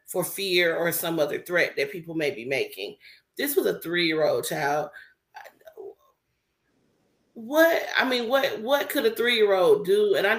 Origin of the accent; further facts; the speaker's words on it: Milledgeville, Georgia, United States; growing up in Milledgeville, Georgia, and dealing with the racism with the staff in my school